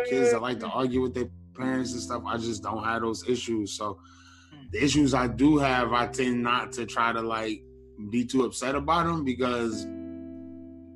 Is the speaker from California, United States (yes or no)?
no; Detroit, Michigan, United States; now in Northern Virginia, United States; I'm from Detroit. I'm from Detroit, Michigan. Born and raised West Side, Joy Road